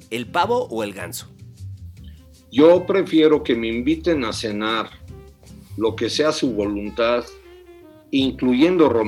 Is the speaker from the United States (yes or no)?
yes; United States; Para mí fue un descubrimiento que yo crecí fuera de México y yo crecí en Estados Unidos.